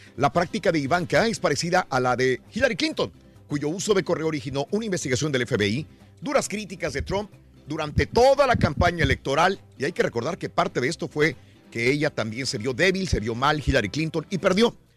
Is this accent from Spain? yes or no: no; Francisco I. Madero, Durango, Mexico; moved away; Saludos a mi pueblito Francisco y Madero, allá en Durango. Está de fiesta el día de hoy, feria de mi pueblo